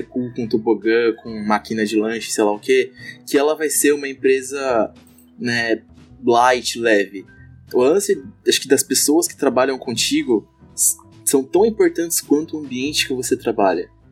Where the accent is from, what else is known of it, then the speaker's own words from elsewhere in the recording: São Paulo, Brazil; now in Blumenau, Brazil; eu não sou daqui de Blumenau, sou de São Paulo